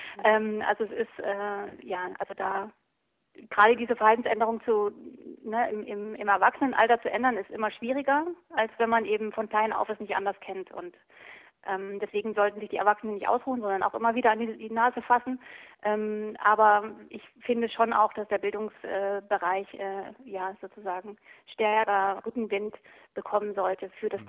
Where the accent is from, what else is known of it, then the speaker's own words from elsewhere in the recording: East Germany, Germany; ich bin auch im, im Osten groß geworden